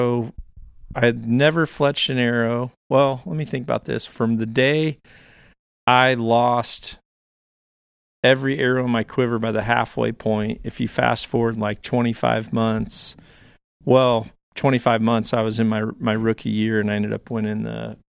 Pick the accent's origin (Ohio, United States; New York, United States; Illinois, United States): Illinois, United States; Granted, I'm from Northern Illinois.